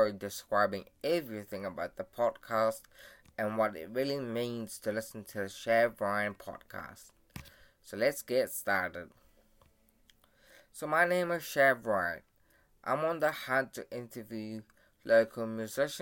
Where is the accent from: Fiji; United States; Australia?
Fiji; now in New Zealand; So, I was born in Siwa, Fiji. I came to New Zealand as a refugee immigrant to live a better life in New Zealand.